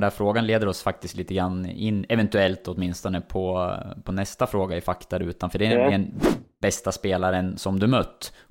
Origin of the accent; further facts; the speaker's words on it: Sundsvall, Västernorrland County, Sweden; Som Sundsvallsbo så gillar man ju svaret Emil Forsberg såklart.